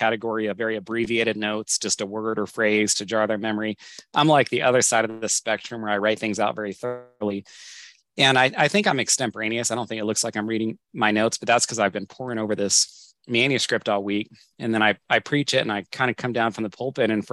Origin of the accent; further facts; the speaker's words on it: Northern California, United States; moved away as an adult; also born or lived in Southwest Washington; now in Washington, United States; My wife and I grew up together in Northern California.